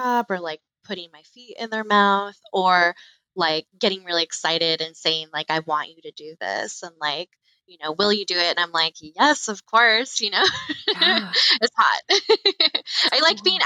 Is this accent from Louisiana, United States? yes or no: no; Florida, United States; now in Chicago, United States; I grew up in Florida.